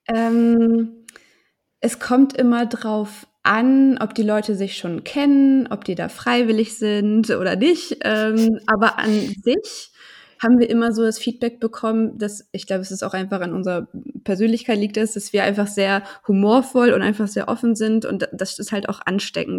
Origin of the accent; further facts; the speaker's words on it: Hanover, Lower Saxony, Germany; ich komme aus Hannover